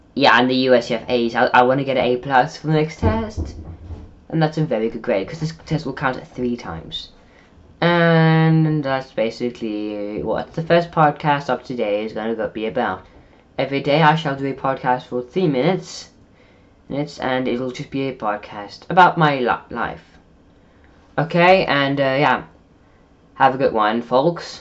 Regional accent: South Africa; now in Netherlands; I'm South African.

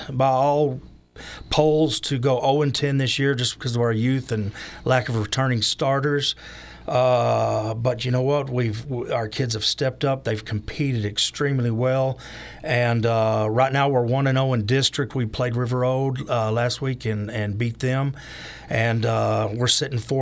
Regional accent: Amarillo, Texas, United States; now in Dalhart, United States; I was born and raised in Amarillo, Texas.

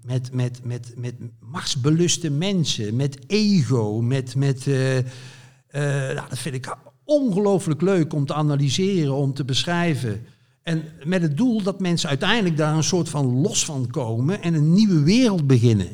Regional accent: Zevenbergen, North Brabant, Netherlands; moved away as an adult; also born or lived in Amsterdam / Veluwe; ik kom dus uit West-Brabant, uit het plaatsje Zevenbergen

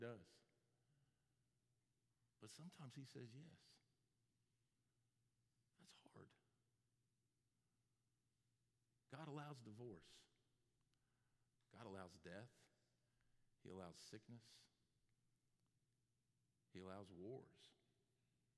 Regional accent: Florida, United States; moved away; My dad and I grew up in Florida

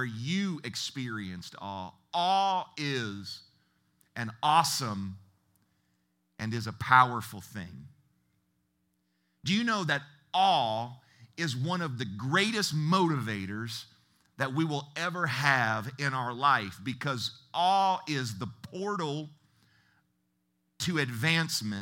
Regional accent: Ohio, United States; moved away as an adult; also born or lived in Seattle area, Washington; I'm originally from Ohio, and in my mid-20s, I relocated to the Seattle area

